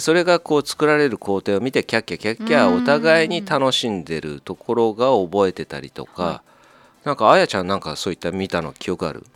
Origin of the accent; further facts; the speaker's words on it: Japan; うちの地元の近所の読売ランド